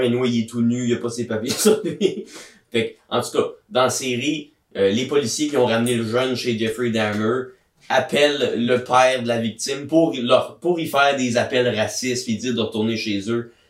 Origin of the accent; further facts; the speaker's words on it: Gatineau, Quebec, Canada; à Gatineau ma ville natale